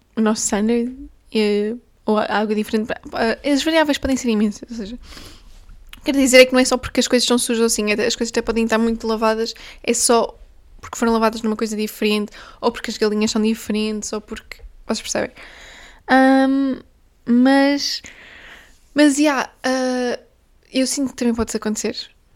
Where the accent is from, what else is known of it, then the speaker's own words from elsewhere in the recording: Portugal; eu sou portuguesa, eu bebo café desde, desde os 5 anos de idade